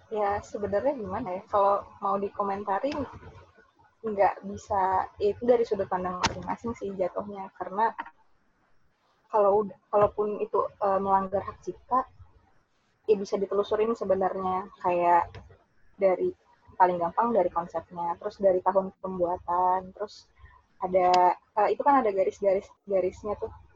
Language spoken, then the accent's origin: Indonesian; Samarinda, East Kalimantan, Indonesia; moved away as an adult; saya ini orang Samarinda gitu. Saya dari kecil di Samarinda